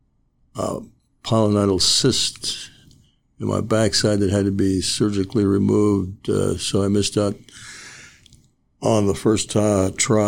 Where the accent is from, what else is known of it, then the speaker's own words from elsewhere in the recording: Commerce, California, United States; now in Ojai, United States; I grew up, it's now called Commerce in Los Angeles, East Los Angeles.